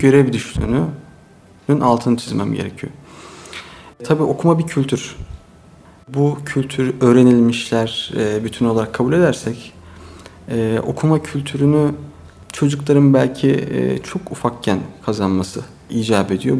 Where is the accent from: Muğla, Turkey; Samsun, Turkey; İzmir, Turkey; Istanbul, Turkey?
Istanbul, Turkey; also born or lived in Çanakkale; 1974 İstanbul doğumluyum. Ee, ilk orta e, lise eğitimimi İstanbul Yeşilköy'de e, tamamladım.